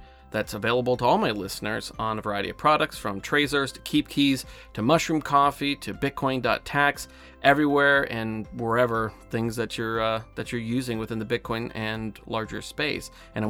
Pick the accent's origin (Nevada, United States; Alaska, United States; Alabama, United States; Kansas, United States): Alaska, United States; I said, I'm not specifically climbing, but I grew up in Alaska.